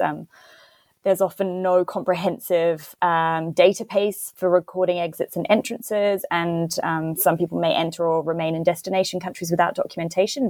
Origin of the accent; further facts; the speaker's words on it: Christchurch, Canterbury, New Zealand; moved away as an adult; also born or lived in Santiago, Chile / United Kingdom; my hometown of Christchurch